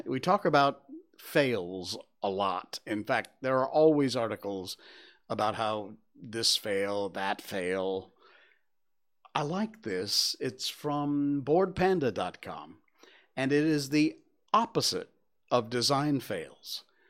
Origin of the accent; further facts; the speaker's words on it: Cornwall, Connecticut, United States; moved away; Cornwall, my hometown. It's worth it. It really is. You could not have picked probably a better place to have grown up than Cornwall.